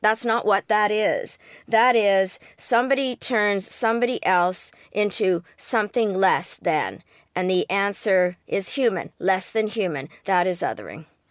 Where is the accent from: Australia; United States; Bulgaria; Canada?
Canada; I am Canadian